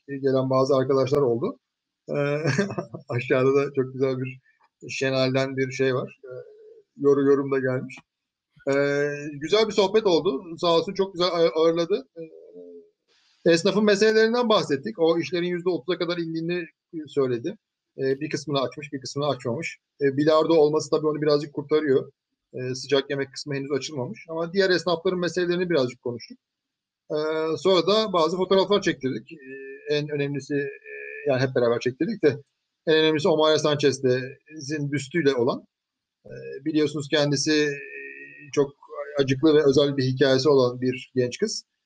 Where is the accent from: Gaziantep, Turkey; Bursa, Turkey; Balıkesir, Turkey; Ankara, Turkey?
Bursa, Turkey; benim de doğduğum şehir